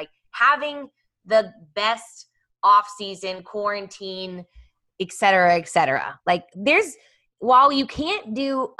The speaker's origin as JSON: {"language": "English", "town": "Kansas City", "region": "Missouri", "country": "United States", "tie": "born or raised there", "said": "I grew up in Kansas City, and so my best friend growing up had a horse, and she did barrel racing as well at the American Royal."}